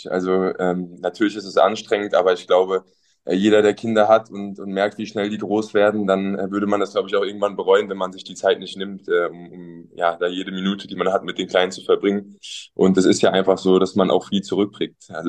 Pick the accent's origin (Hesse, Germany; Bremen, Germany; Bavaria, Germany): Hesse, Germany; Eltville; Also wir kommen äh, aus Eltville, heißt